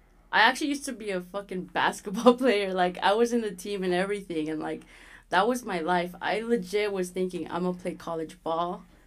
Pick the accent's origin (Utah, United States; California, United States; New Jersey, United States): Utah, United States; also born or lived in Los Angeles; I'm from Utah, but yeah. I was born in LA.